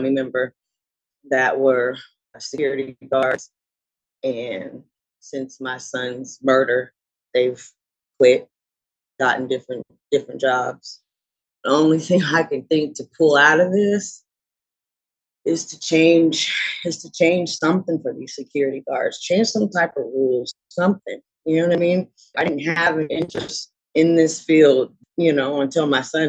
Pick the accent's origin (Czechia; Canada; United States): United States; Portland; I'm born and raised in Portland